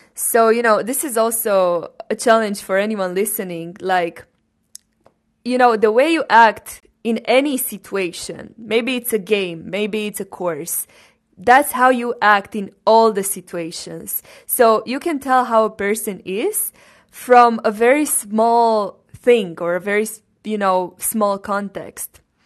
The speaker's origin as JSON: {"language": "English", "town": "Cluj-Napoca", "region": "Cluj County", "country": "Romania", "tie": "born or raised there", "said": "I was born in Romania, first of all, in Cluj-Napoca, which is a region in Transylvania"}